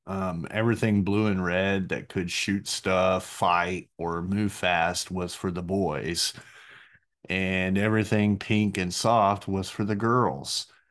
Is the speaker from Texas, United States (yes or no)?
yes; Burleson, Texas, United States; growing up in Burleson